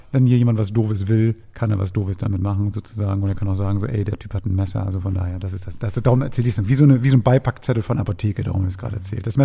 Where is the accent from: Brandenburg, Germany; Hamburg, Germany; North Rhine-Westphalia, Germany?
Hamburg, Germany; Ich sag nur Osten. Ähm, ja, okay. Ich sag nur Hamburger Osten.